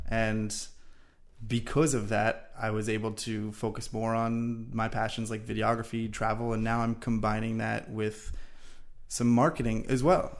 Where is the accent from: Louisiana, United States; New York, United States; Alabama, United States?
New York, United States; Long Island; moved away as an adult; also born or lived in Florida; I'm originally from Long Island, New York. We actually went to the same high school